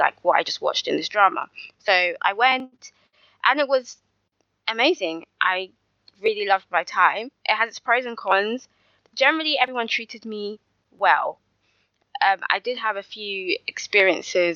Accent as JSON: {"language": "English", "region": "London", "country": "United Kingdom", "tie": "born or raised there", "accent": "London", "said": "I'm technically Nigerian, but I was born and raised in the UK"}